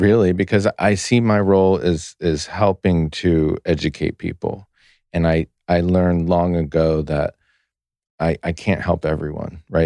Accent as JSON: {"language": "English", "country": "United States"}